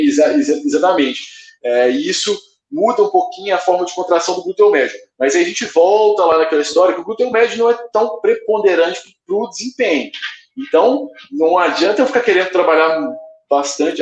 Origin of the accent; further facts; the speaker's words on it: Belo Horizonte, Minas Gerais, Brazil; eu sou aqui de Belo Horizonte